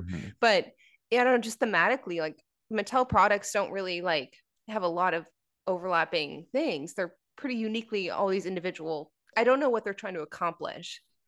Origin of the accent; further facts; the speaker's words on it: Canada; American Girl dolls, which we didn't have because we're Canadian.